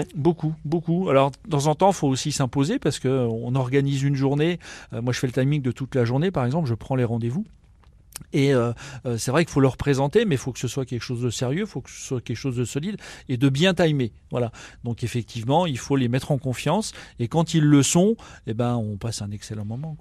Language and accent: French; Vesoul, Bourgogne-Franche-Comté, France; also born or lived in Burgundy; now in Nancy, France; je suis bourguignon et j'ai grandi à Vesoul